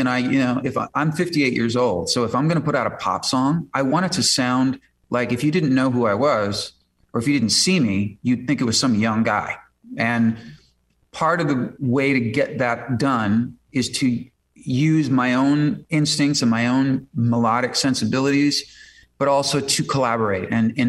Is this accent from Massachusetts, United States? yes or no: no; Chicago, Illinois, United States; now in Los Angeles, United States